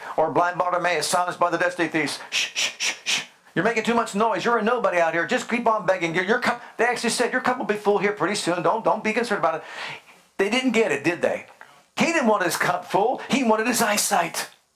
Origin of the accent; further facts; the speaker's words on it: Youngstown, Ohio, United States; I grew up in Youngstown, Ohio